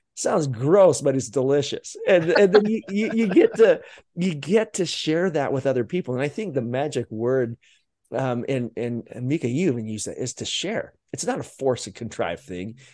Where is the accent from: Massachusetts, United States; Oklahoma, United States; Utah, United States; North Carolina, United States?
Utah, United States; growing up in Utah